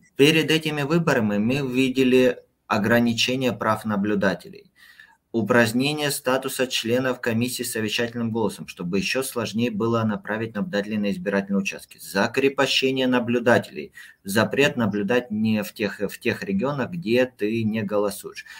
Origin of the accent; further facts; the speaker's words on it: Krasnodar Krai, Russia; в моем родном Краснодарском крае